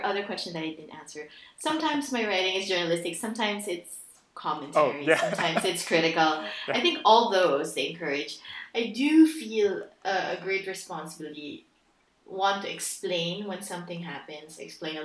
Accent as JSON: {"language": "English", "country": "Philippines", "tie": "born or raised there", "moved": "yes", "said": "I grew up in the Philippines"}